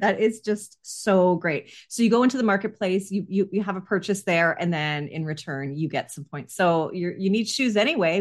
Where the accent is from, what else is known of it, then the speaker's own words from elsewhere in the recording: Canada; as a Canadian